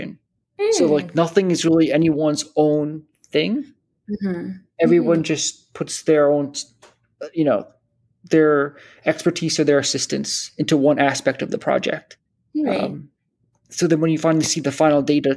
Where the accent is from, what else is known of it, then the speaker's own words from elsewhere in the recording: New Jersey, United States; also born or lived in Boston; I grew up in New Jersey